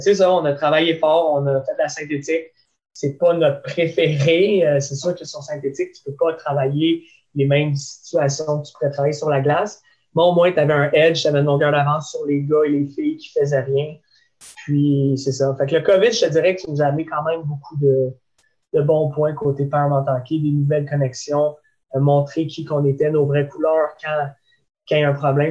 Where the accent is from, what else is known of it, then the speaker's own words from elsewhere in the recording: Laval, Quebec, Canada; je viens de Laval